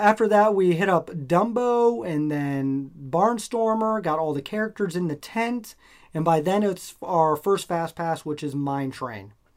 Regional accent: Nebraska, United States; moved away; I'm from Nebraska originally

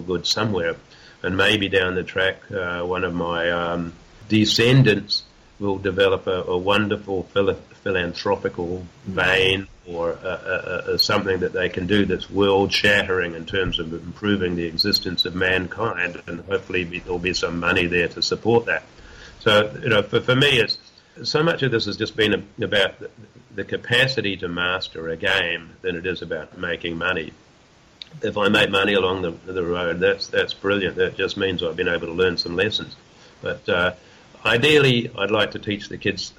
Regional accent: New Zealand; now in Western Australia, Australia; I'm a New Zealander

